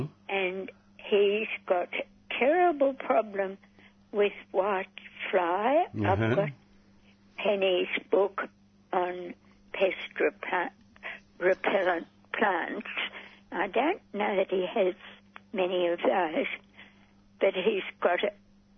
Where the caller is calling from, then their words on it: Camberwell, Victoria, Australia; I'm in Camberwell.